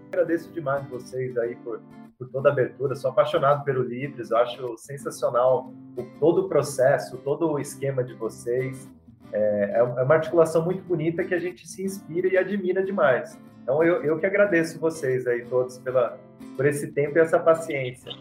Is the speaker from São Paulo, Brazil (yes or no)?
yes; Mogi das Cruzes, São Paulo, Brazil; Sou de Itaiaçupeba, Mogi das Cruzes, São Paulo